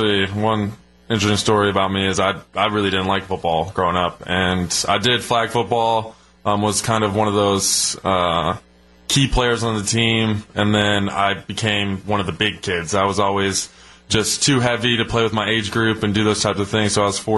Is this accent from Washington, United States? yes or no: no; Arizona, United States; Oh, it was crazy. My parents met when I think my dad played Pop Warner with my mom, was a cheerleader for him.